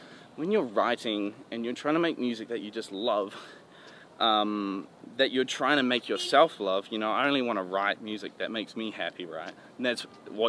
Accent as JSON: {"language": "English", "country": "New Zealand", "moved": "yes", "said": "I'm from New Zealand"}